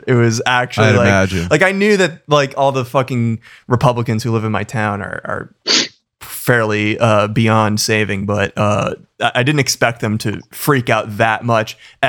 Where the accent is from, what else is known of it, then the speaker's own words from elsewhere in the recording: Massachusetts, United States; moved away; because I'm from Massachusetts.